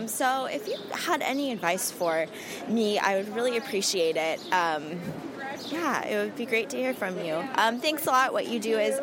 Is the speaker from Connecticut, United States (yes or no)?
no; Southern California, United States; now in New York, United States; we live in New York now, but we're originally from Southern California